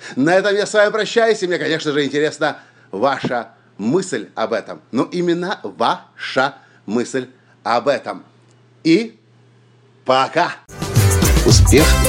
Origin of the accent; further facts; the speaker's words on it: Ukraine; я из Украины